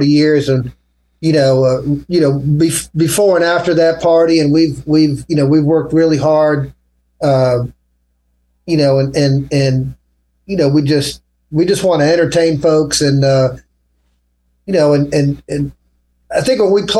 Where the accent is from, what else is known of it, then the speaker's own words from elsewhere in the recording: Washington, District of Columbia, United States; now in Nashville, United States; I grew up in Washington, D.C.